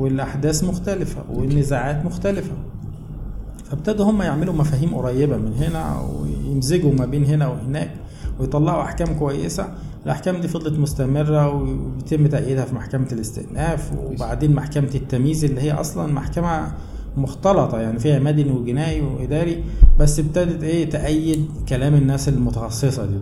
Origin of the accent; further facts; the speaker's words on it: El Maragha, Sohag Governorate, Egypt; moved away as an adult; also born or lived in Asyut / Cairo, Egypt; أنا أصلاً من، آه، من أهل الصعيد يعني، من مواليد محافظة سوهاج، مركز المراغة